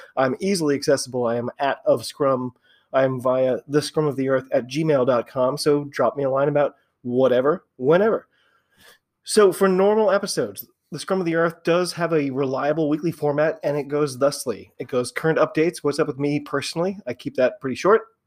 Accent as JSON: {"language": "English", "country": "United States", "said": "I'm an American"}